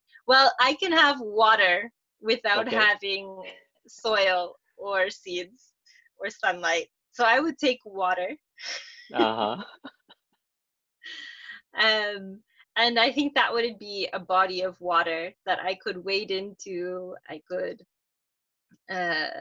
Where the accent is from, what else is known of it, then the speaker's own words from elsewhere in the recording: Minnesota, United States; now in Florida, United States; my education growing up in Minnesota